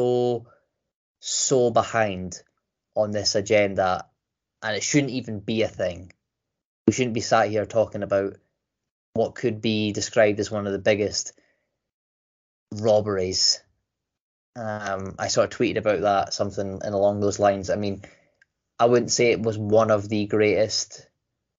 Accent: Scotland, United Kingdom; I'm Scottish

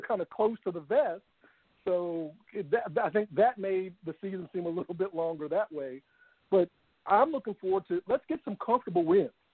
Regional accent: Louisville, Kentucky, United States; my hometown team here, Louisville

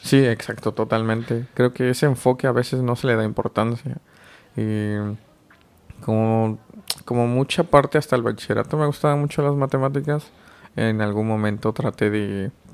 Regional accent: Oaxaca, Mexico; moved away as an adult; now in Mexico City, Mexico; vengo de Oaxaca, es un estado al sur de México y actualmente resido en Ciudad de México

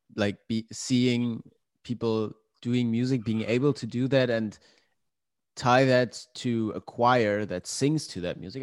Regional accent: Glücksburg, Schleswig-Holstein, Germany; moved away as an adult; also born or lived in Hamburg; my hometown. It's a small town called Glücksburg um, at the Danish border.

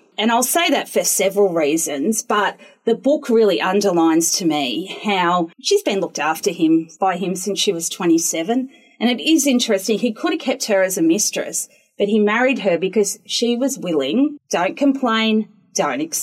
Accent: Lithgow, New South Wales, Australia; now in Newcastle, Australia; I grew up in Lithgow, which is a small country town with lots of bogans

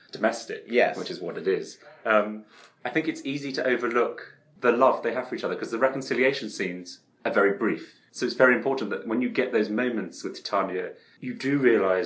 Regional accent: Chelmsford, East of England, United Kingdom; in a cathedral in my hometown of Chelmsford

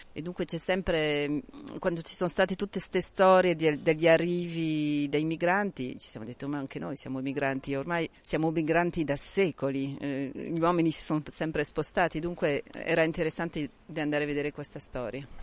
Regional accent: Marseille, Provence-Alpes-Côte d'Azur, France; vengo da Marsiglia

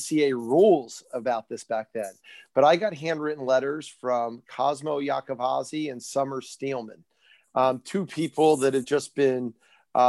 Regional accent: Millville, New Jersey, United States; I'm from Millville, grew up in Millville

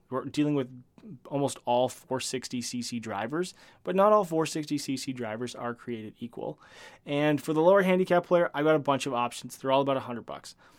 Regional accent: Canada; I am a Canadian

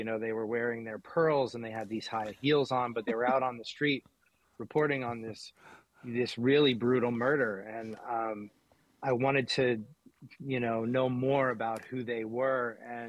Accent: Watertown, Massachusetts, United States; Well, it's funny, you know, having grown up here, I had heard about the Boston Strangler in a very abstract sense my whole life.

